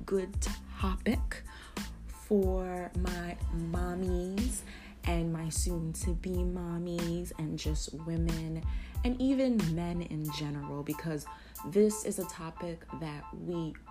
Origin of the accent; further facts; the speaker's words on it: New Jersey, United States; I am from New Jersey, and I live in New Jersey